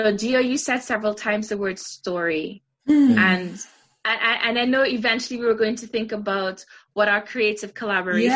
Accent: Trinidad & Tobago; growing up in Trinidad with my great aunt Gloria

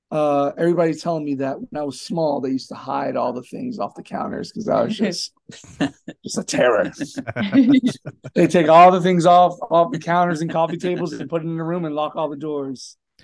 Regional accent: Florida, United States; also born or lived in New Jersey; I was born in Jersey, raised in Florida.

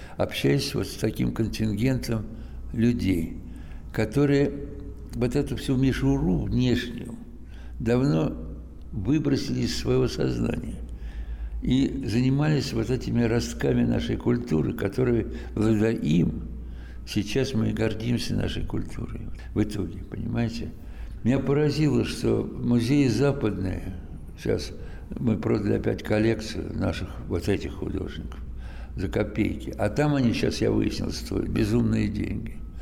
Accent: Moscow, Russia; я родился в Москве, всю жизнь, кстати говоря, провел войну э, отечественную в Москве

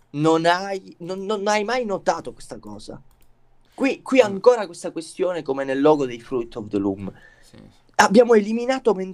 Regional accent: Calabria, Italy; siamo calabresi

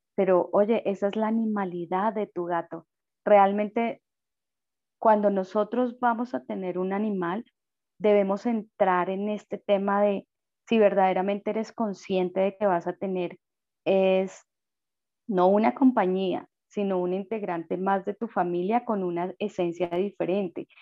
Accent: Colombia

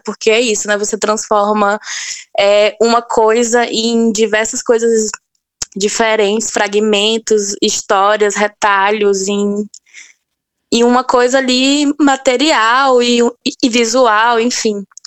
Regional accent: sertão of Bahia, Brazil; eu sou sertaneja do sertão da é, da Bahia

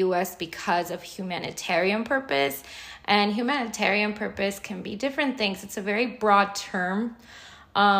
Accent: United States; also born or lived in Mexico; I've lived my life, my entire life here. I came here when I was 3 years old

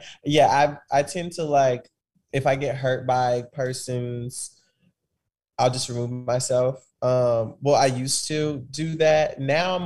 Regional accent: Kansas City, Missouri, United States; I grew up in Kansas City, Missouri

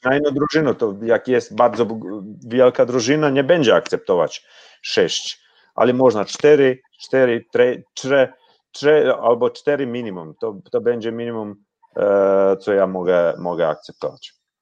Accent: Osijek, Osijek-Baranja County, Croatia; Polish is a second language; Ja jestem z Osieka

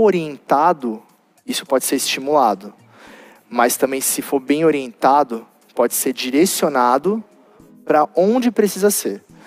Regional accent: Guarulhos, São Paulo, Brazil; eu sou de Guarulhos

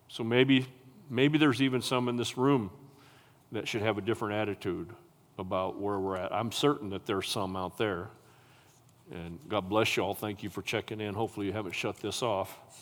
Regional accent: United States; I'm an American and I'm a patriot

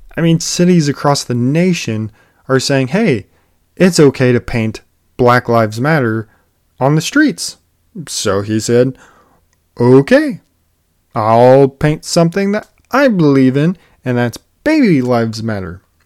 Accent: United States; as an American people

